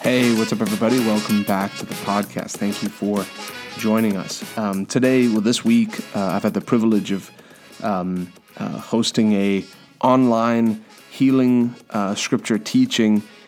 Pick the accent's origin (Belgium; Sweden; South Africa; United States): South Africa; moved away; I'm from South Africa originally